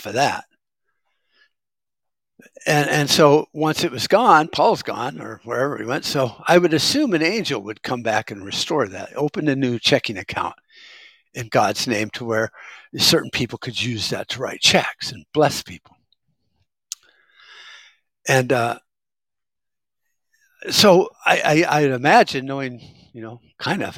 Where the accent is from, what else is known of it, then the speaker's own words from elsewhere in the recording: United States; I'm an American